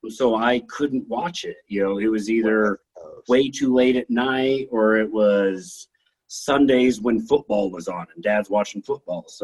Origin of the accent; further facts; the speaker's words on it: Hanna, Alberta, Canada; weird thing for me growing up in Hanna